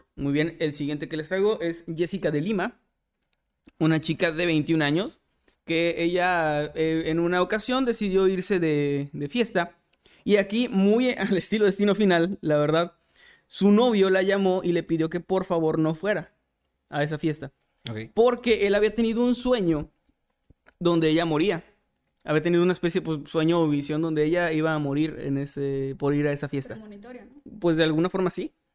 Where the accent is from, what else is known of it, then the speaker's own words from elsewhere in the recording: Mexico; nosotros como mexicanos